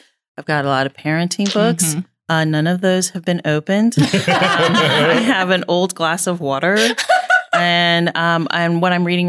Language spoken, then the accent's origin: English; Philippines; a Filipina, like, yeah. I am very snobby on my Asian food, and hers is better than mine.